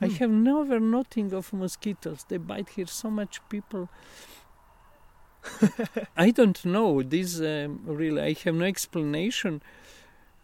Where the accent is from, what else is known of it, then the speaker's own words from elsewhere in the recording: Istria County, Croatia; accent: Istro-Venetian; first language Italian (Istro-Venetian dialect); English is a second language; moved away as an adult; also born or lived in Slovenia / Germany / India; my mother language is Italian, this dialect, Istro-Veneto